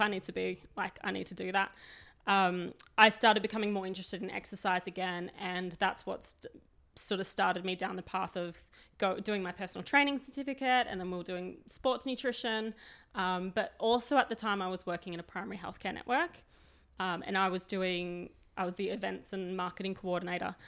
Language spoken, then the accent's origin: English; Sydney, New South Wales, Australia; moved away as an adult; now in Melbourne, Australia; I grew up in New South Wales. I grew up in very working class Western suburbs.